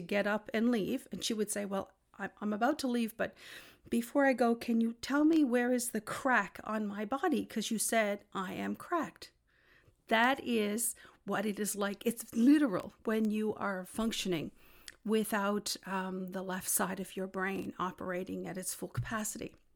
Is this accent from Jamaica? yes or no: no; Newfoundland and Labrador, Canada; I'm from Newfoundland